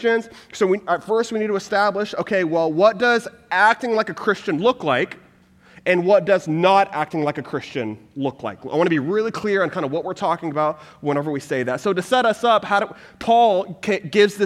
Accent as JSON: {"language": "English", "region": "Texas", "country": "United States", "moved": "yes", "said": "I'm originally from Texas"}